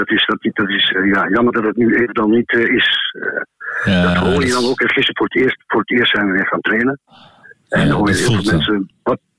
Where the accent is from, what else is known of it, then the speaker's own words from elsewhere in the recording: Enschede, Overijssel, Netherlands; ik kom uit Enschede